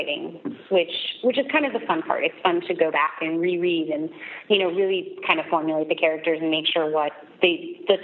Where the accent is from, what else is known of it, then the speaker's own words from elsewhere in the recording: New York, United States; I grew up in New York, like, just going to museums and looking at photography endlessly